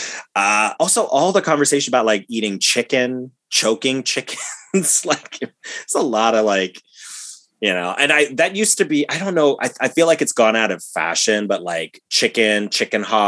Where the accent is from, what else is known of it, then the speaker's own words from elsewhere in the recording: Ohio, United States; we grew up in Ohio